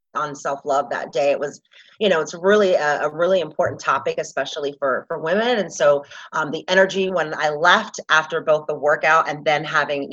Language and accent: English; Atlanta, Georgia, United States; moved away as an adult; also born or lived in Washington State; now in Scottsdale, United States; I grew up in the South in Atlanta, Georgia